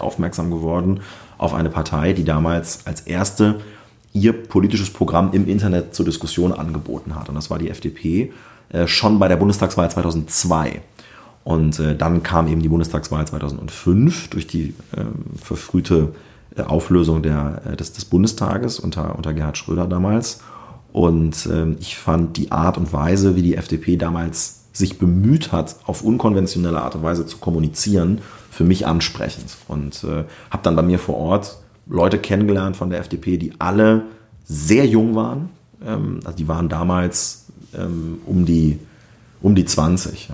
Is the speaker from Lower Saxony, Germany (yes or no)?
yes; Northeim district, southern Lower Saxony, Germany; moved away as an adult; also born or lived in Wolfenbüttel / Hamburg; now in Berlin, Germany; Ich bin in Südniedersachsen aufgewachsen, genauer gesagt im Landkreis Nordheim